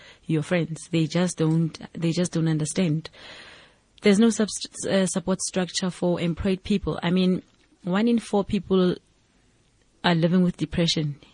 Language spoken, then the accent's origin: English; Mansiville, west of Johannesburg, Gauteng, South Africa; originally, I'm from a township called Mansiville. It is on the west of Johannesburg.